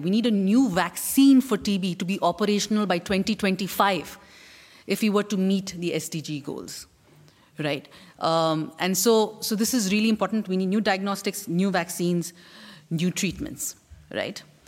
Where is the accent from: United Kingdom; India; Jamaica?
India; As an Indian